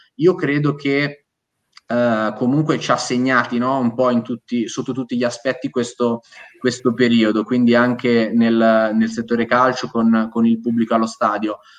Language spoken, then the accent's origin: Italian; Ancona, Marche, Italy; io sono di Ancona, quindi sono, sono marchigiano